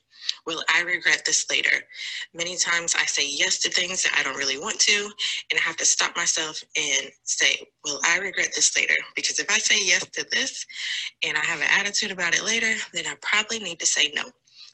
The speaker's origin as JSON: {"language": "English", "town": "Jacksonville", "region": "Florida", "country": "United States", "said": "I am from Jacksonville, Florida."}